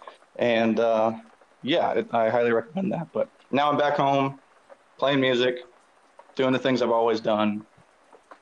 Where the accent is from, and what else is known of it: the South, Southern United States, United States; moved away as an adult; also born or lived in Korea; now in South Korea